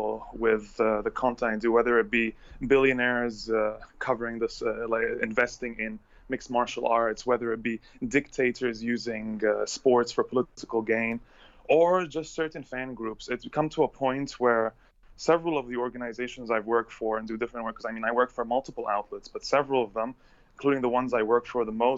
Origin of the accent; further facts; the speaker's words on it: Egypt; moved away as an adult; also born or lived in Bahrain / Saudi Arabia; I'm an Egyptian by blood, and I grew up in Egypt, and I also grew up in Bahrain and in Saudi Arabia